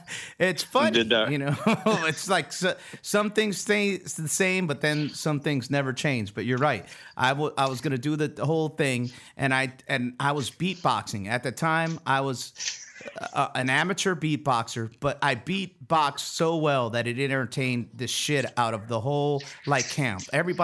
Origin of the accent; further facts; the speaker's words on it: France; born there; We are twins. I was born in France. He was born in Germany.